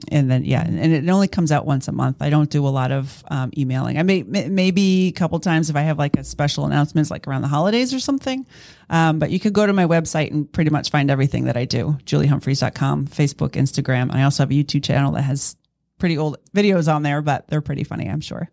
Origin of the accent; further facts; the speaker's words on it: East Coast, United States; moved away as an adult; I grew up on the East Coast